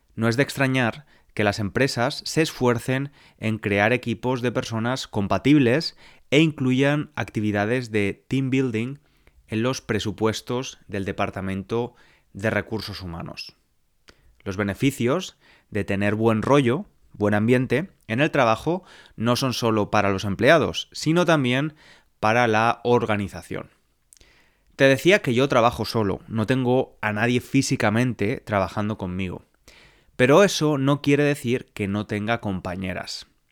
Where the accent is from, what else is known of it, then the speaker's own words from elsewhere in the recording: Spain; now in London, United Kingdom; nací en España, vivo en Londres, Inglaterra, en la actualidad